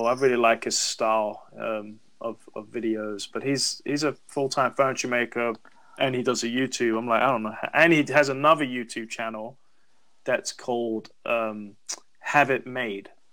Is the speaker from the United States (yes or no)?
no; London, United Kingdom; moved away; I'm from London